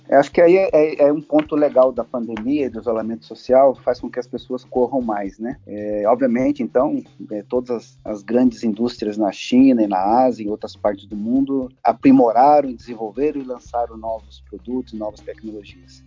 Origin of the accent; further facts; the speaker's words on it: Ivaiporã, Paraná, Brazil; also born or lived in Cornélio Procópio, Paraná; now in Maringá, Brazil; eu sou nascido em Cornélio Procópio, aqui no norte do Paraná, e, e passei a minha, toda a minha, minha juventude em Vaiporã, que é bem próximo aqui de Maringá